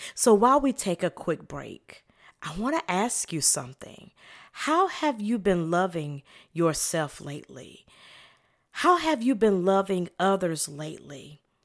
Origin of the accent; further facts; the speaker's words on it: the South, United States; I'm from the South